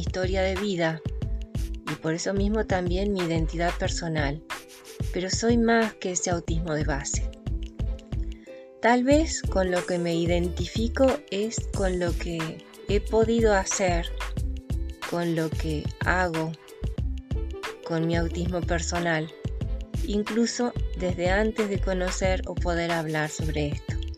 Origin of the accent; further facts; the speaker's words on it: Córdoba, Argentina; soy cordobesa